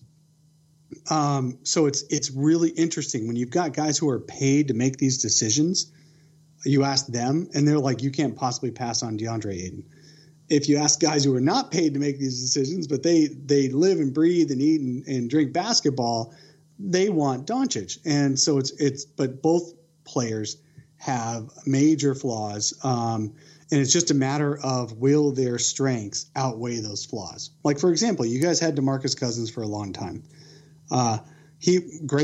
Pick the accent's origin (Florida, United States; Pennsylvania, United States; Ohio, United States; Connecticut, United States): Pennsylvania, United States; now in Arizona, United States; I grew up in Pennsylvania